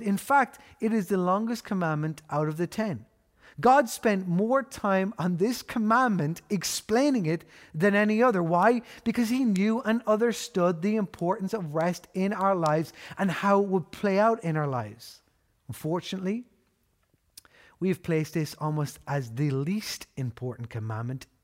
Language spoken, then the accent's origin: English; Ireland; We know this as Irish people 'cause we've grown up with the motto